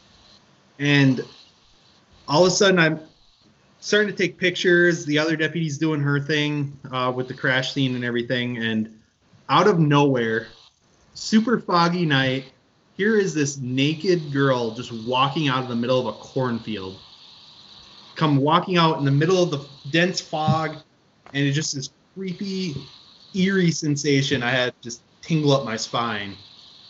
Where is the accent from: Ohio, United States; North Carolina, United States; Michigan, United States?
Michigan, United States; Upper; I'm from Upper Michigan